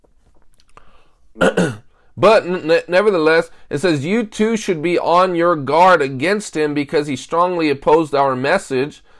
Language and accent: English; United States; I'm an American